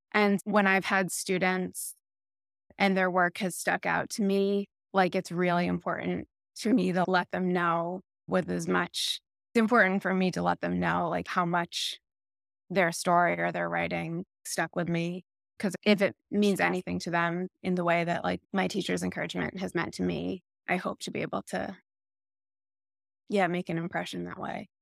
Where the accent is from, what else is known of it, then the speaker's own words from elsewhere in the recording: Lexington, Massachusetts, United States; Lexington, Massachusetts.